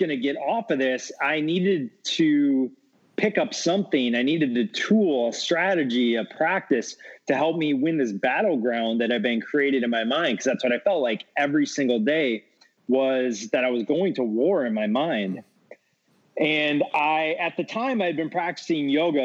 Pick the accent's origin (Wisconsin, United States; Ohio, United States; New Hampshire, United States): Wisconsin, United States; moved away as an adult; now in Los Angeles, United States; Growing up in Wisconsin